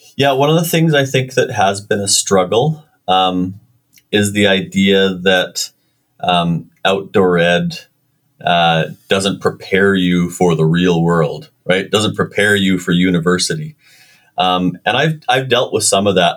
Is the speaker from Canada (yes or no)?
yes; Winnipeg, Manitoba, Canada; I was born in Winnipeg